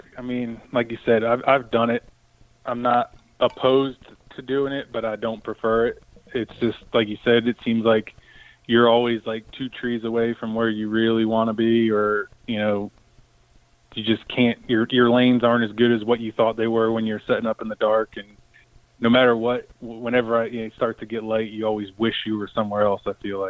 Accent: East Coast, United States; I mean, I grew up on the East Coast.

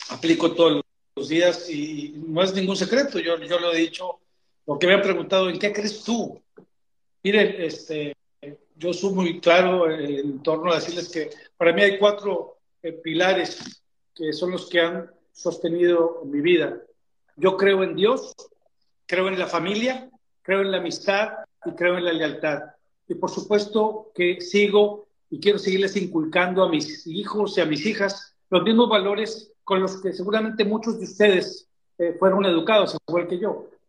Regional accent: Mexico; Esto tiene que ser uno de los principales acuerdos que hagamos como sociedad mexicana.

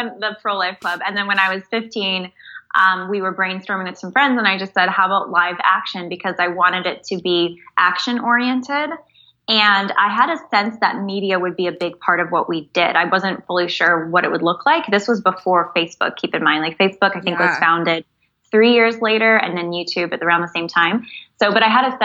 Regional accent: San Jose, California, United States; I was born and raised in San Jose, California

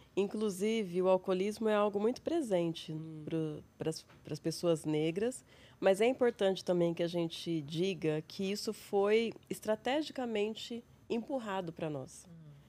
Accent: São José do Rio Preto, São Paulo, Brazil; accent: interior; moved away as an adult; also born or lived in Londrina / Austin, Texas; now in São Paulo, Brazil; Eu sou do interior, como meu sotaque demonstra. sou de São José do Rio Preto, interior de São Paulo.

